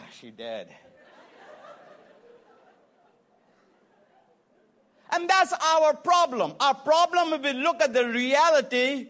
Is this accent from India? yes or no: yes; India; moved away as an adult; also born or lived in Atlanta, Georgia; now in United States; I'm from India, who lives in America right now